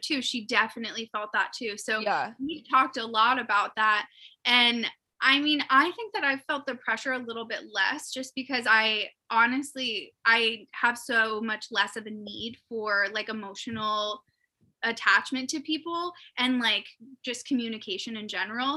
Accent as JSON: {"language": "English", "town": "Erie", "region": "Pennsylvania", "country": "United States", "said": "we're both from Erie, Pennsylvania, which is in the United States"}